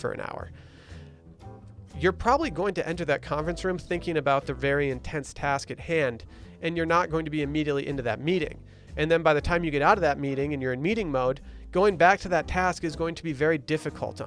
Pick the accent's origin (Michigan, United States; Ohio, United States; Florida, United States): Michigan, United States; Harbor Springs; my hometown, Harbor Springs, Michigan